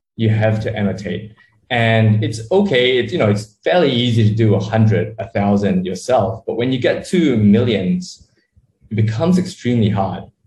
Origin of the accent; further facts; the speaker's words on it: Sydney, New South Wales, Australia; moved away as an adult; also born or lived in Malaysia; now in Kuala Lumpur, Malaysia; I was born in Malaysia, grew up in Australia, decided to move back to Southeast Asia um, after about, you know, 15, 20 years in, in Sydney